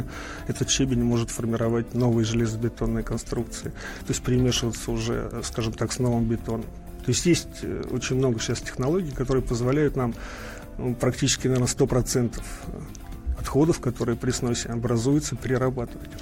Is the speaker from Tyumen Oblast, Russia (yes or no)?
no; Moscow, Russia; Я просто сам москвич и четко понимаю и помню, в 67 году родился